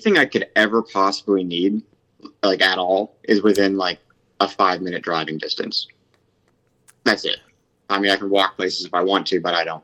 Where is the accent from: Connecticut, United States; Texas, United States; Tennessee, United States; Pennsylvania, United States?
Pennsylvania, United States; Washington; moved away as an adult; now in Columbus, United States; I'm from Washington, Pennsylvania. And I moved out here to Columbus about 6 years ago